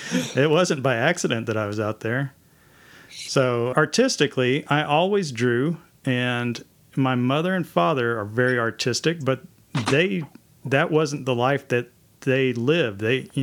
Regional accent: Mansfield, Texas, United States; That's right. Mansfield, Texas, home of the Fighting Tigers.

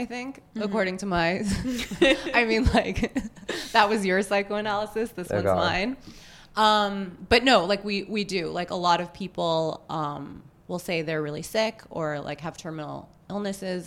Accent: New York City, New York, United States; I grew up in New York City. I live in New York City now

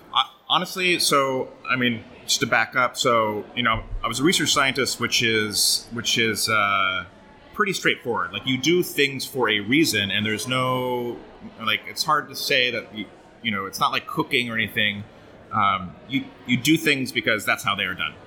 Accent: Oregon, United States; moved away as an adult; also born or lived in Portland, Oregon; now in Brooklyn, United States; I grew up in Oregon mostly

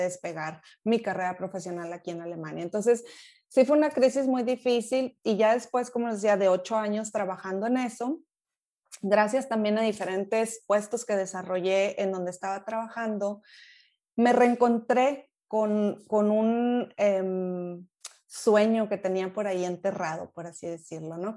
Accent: Monterrey, Nuevo León, Mexico; moved away as an adult; also born or lived in England; now in Germany; Allá crecí en Monterrey, toda mi vida estuve por ahí

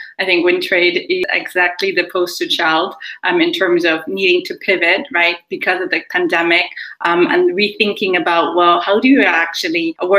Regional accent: Nigeria; also born or lived in Germany; I spent some time in America, some time in Ireland. I'm originally Nigerian, also German, so hence why my accent is a bit funny, I'm guessing, in terms of being non-placeable a lot of the times.

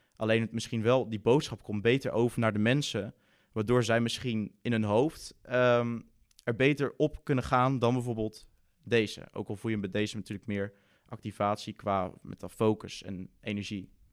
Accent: Breda, North Brabant, Netherlands; ik kom uit Breda.

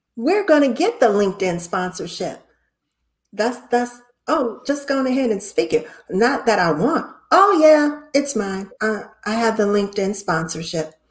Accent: Cleveland, Ohio, United States; I'm from Cleveland, Ohio

